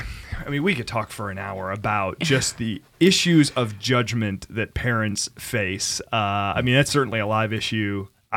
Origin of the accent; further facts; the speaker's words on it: California, United States; yeah, I'm from California.